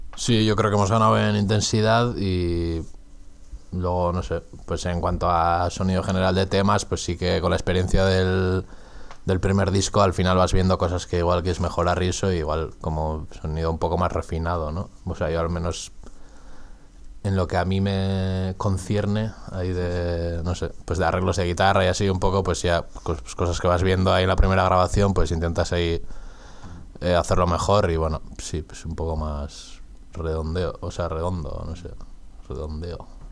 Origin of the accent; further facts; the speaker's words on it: Getaria, Basque Country, Spain; soy de Guetaria, de un pueblo pesquero que se habla ahí un euskera garrulo ahí en la calle